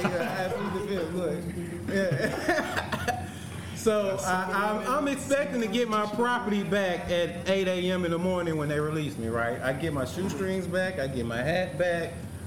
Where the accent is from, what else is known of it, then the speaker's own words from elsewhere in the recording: Memphis, Tennessee, United States; I grew up in South Memphis.